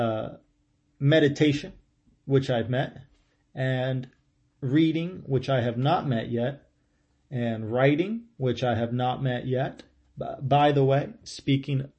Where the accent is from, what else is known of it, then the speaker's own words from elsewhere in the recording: central Ohio, United States; moved away; I grew up in Ohio, in central Ohio, and it rained a lot there